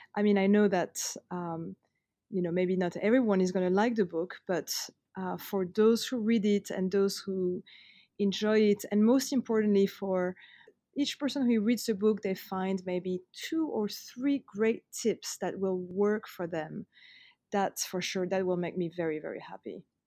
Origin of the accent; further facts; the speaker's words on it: Paris, Île-de-France, France; growing up in Paris